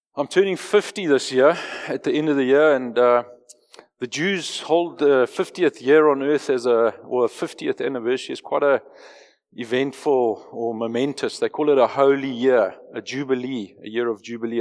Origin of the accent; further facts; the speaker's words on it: Johannesburg, Gauteng, South Africa; moved away as an adult; I grew up in Joburg. I was born, raised, educated, lived, careered in Joburg till I was forty-two.